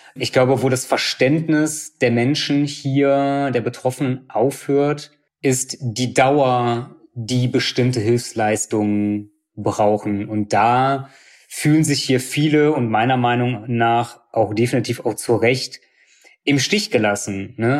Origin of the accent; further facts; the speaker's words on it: Bad Neuenahr-Ahrweiler, Rhineland-Palatinate, Germany; also born or lived in Cologne; Also ich bin in Bad Neuenahr geboren äh, und bin hier aufgewachsen